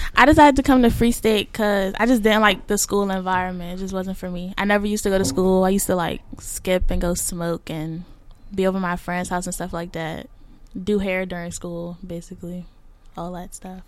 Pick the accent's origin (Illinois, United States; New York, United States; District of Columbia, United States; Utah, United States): District of Columbia, United States; Washington; I'm from DC. I'm 17 years old